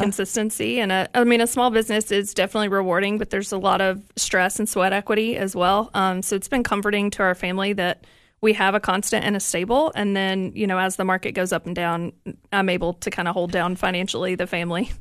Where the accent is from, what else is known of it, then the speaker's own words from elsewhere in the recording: East Tennessee, United States; I'm from East Tennessee